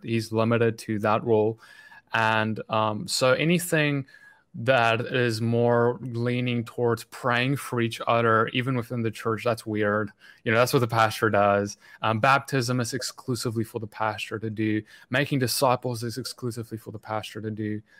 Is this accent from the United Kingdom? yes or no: no; South Africa; moved away as an adult; I grew up in South Africa